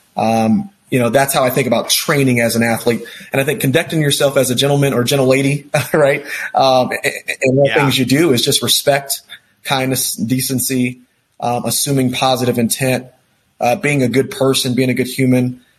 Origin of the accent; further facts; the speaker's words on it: Texas, United States; also born or lived in New York / California; now in Denver, United States; I'm a guy from Texas, uh, born and raised.